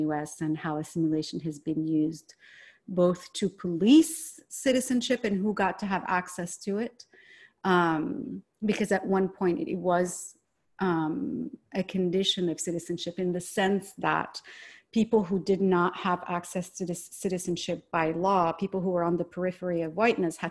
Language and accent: English; Morocco; now in United States; I was growing up in Morocco